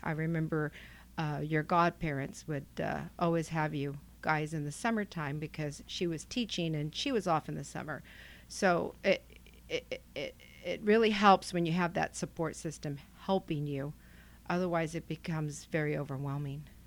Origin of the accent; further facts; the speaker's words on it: Selma, California, United States; moved away as an adult; now in Clovis, United States; I'm from Selma, and that's where Station eighty-three was located. Come from a very close-knit, big, huge, loud family.